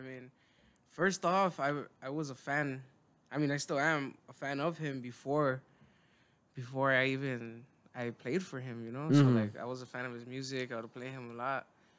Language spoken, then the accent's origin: English; Compton, California, United States; I was born right there in Compton. I lived there my whole life.